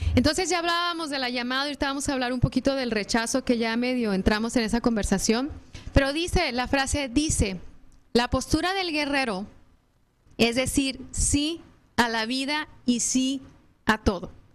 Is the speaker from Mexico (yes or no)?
yes; Mexico; now in United States; seguimos siendo mexicanos, porque los tres somos mexicanos